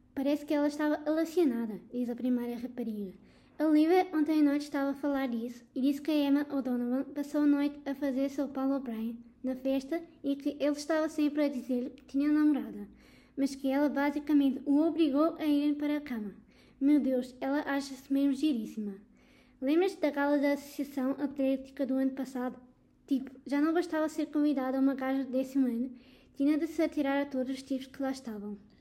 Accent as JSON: {"language": "Portuguese", "town": "Almada", "region": "Lisbon", "country": "Portugal", "said": "venho de Almada"}